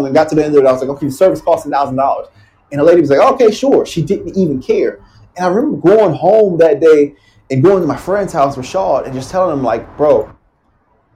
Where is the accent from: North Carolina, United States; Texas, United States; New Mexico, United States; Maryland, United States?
Maryland, United States; Baltimore; now in Los Angeles, United States; growing up in Baltimore, Maryland